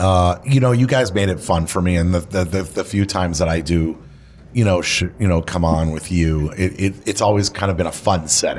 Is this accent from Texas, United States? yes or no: no; Miami, Florida, United States; our next guest is Mike Burns, Michael Burns, who I grew up with in Miami.